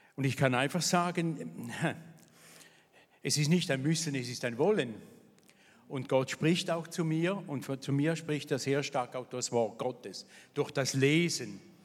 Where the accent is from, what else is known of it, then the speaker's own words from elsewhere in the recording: Thurgau, Switzerland; also born or lived in Vevey; ich bin aufgewachsen hier in der Nähe, im Thurgau in nichtchristlichem Elternhaus